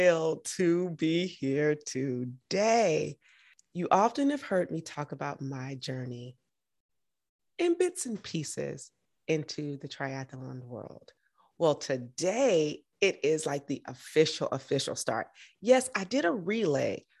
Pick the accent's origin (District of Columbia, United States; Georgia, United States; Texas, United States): Georgia, United States; moved away as an adult; I was from Georgia